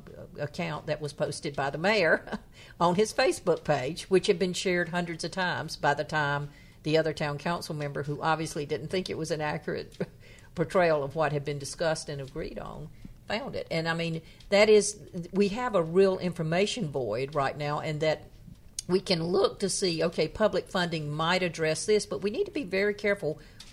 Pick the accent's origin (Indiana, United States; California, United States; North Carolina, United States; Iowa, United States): North Carolina, United States; my hometown, which is in happens to have the distinction of being the town in the poorest county in North Carolina